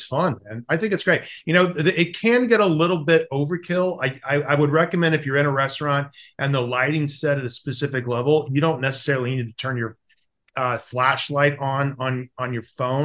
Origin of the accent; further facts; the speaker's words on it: the South, United States; I grew up in the South